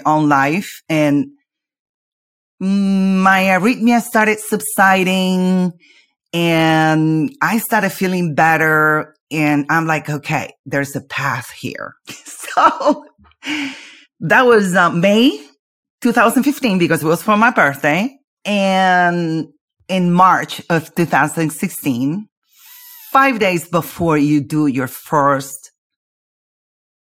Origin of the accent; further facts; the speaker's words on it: Argentina; I'm from Argentina.